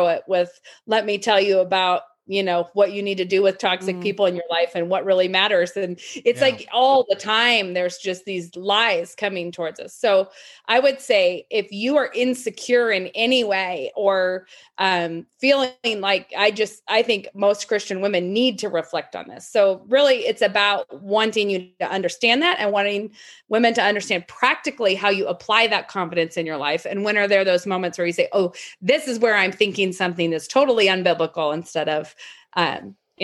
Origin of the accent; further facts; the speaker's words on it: Moscow, Idaho, United States; I live in Moscow, Idaho. I was born in Moscow, Idaho. And I think I probably live the furthest I've ever lived away from where I was born right now, which is like 5 miles away from where I was born